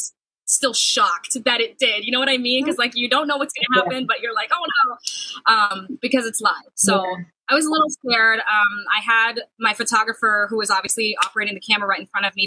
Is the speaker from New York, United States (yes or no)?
no; Sacramento, California, United States; moved away as an adult; also born or lived in Los Angeles, United States / Sioux City, Iowa, United States; now in Wisconsin, United States; I grew up in Sacramento